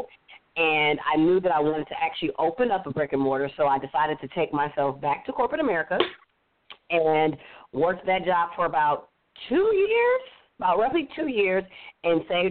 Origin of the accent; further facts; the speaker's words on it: Inglewood, California, United States; moved away as an adult; now in Atlanta, United States; I'm born and raised in Los Angeles, California, Inglewood to be exact. My whole life was in L.A.